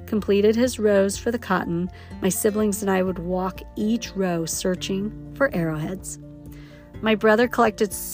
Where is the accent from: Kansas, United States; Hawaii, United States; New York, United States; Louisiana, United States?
Louisiana, United States; Northeast; moved away; also born or lived in Yellowstone National Park, Wyoming; I was born in Northeast Louisiana